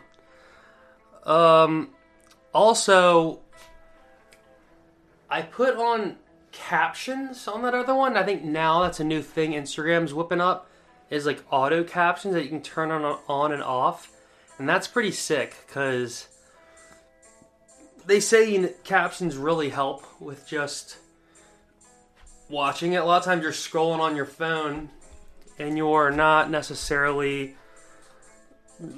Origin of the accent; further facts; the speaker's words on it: East Coast, United States; moved away; growing up on the East Coast